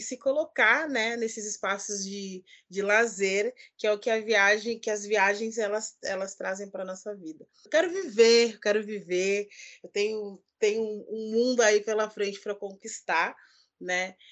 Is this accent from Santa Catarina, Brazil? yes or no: no; Porto Alegre, Rio Grande do Sul, Brazil; now in Salvador, Brazil; eu sou natural de Porto Alegre